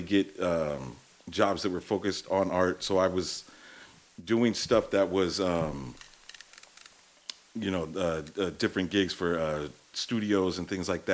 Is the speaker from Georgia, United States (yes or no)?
no; East Bay, California, United States; born and raised in the East Bay